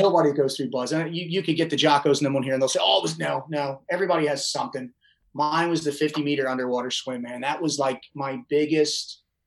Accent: Baltimore, Maryland, United States; I'm from Baltimore

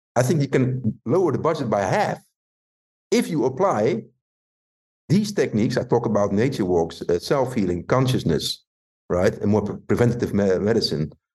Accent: Rotterdam, South Holland, Netherlands; Rotterdam, my hometown

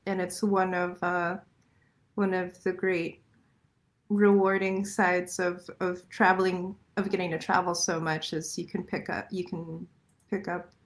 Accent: Falls Church, Virginia, United States; moved away; I grew up in Falls Church

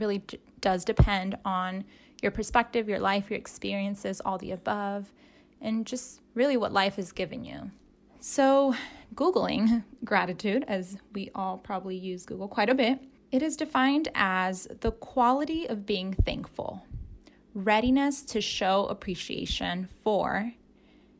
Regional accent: Southern California, United States; now in Salem, United States; I'm from Southern California. So I am now in Salem, Oregon

